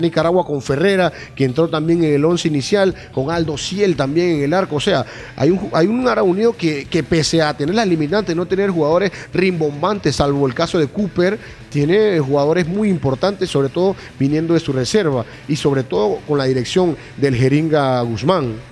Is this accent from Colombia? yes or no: no; Panama; es la tierra donde yo nací